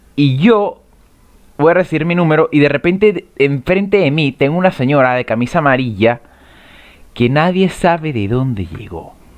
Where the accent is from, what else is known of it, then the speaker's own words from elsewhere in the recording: Venezuela; moved away as an adult; now in Chile; yo soy venezolano, yo soy veneco